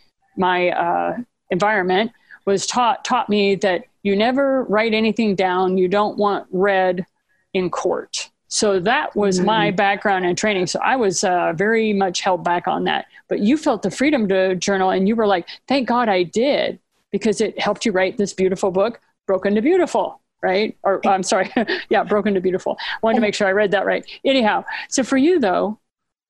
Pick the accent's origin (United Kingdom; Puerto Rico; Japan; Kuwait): Japan; I was raised in Japan